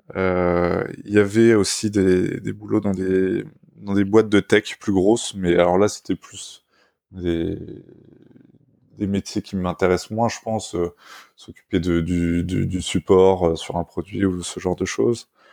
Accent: Orsay, Île-de-France, France; j'ai grandi à, à, Orsay, en Essonne, c'est au, sud de Paris

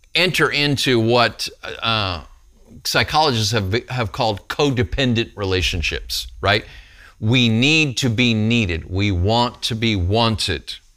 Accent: Texas, United States; I'm from Texas. We eat meat here in Texas.

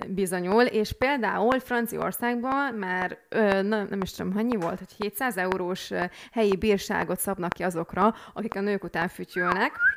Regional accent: Hungary; moved away; hiába a külföldön élünk, de akkor is magyarok vagyunk

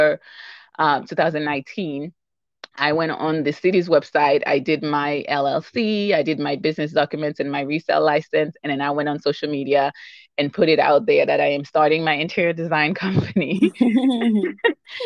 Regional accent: Haiti; moved away; I'm from Haiti. I'm originally from Haiti

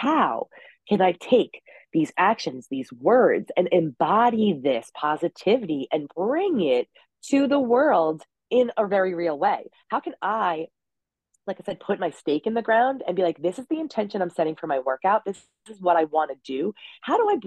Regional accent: Long Island, New York, United States; I'm from New York. That's the Long Island.

